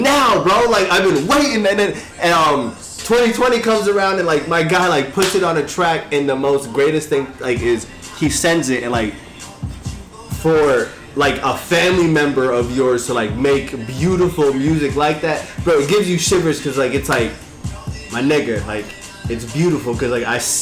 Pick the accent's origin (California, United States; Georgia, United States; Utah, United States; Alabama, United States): Utah, United States; moved away; I moved away from Utah, like I moved away for like 8 years